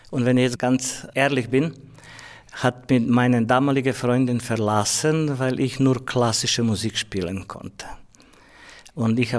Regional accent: Croatia; Also ich komme aus Kroatien und System war ein anderes.

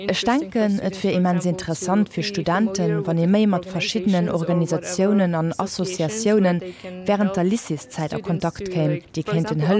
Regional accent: Syria; German is a second language; ich bin 21 Jahre alt und ich bin aus Syrien.

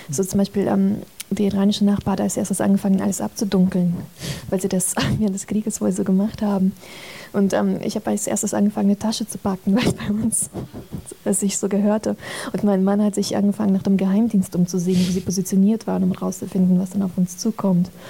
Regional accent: Azerbaijan; German is a second language; Also ich bin ja in Aserbaidschan damit aufgewachsen.

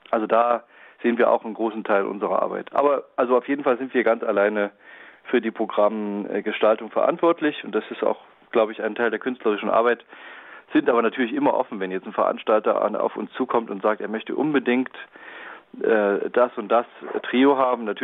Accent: Leipzig, Saxony, Germany; ich als Leipziger, ich bin vielleicht besonders äh, glücklich, wenn wir äh, Werk von Robert Schumann spielen.

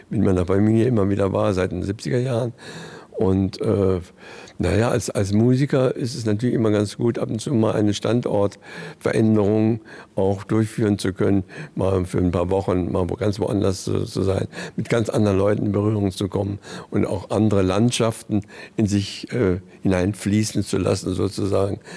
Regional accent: Berlin, Germany; also born or lived in Vienna; Es war oft in Berlin auch gespielt und bin gebürtiger Berliner.

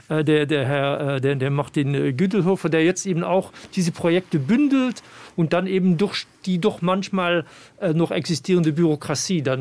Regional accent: Luxembourg; also mein Ansatz als Luxemburger Landesplanungsminister ist definitiv dass äh, das äh, für mich eben auch wichtig ist dass ich über die Grenze äh, äh, wegschaue

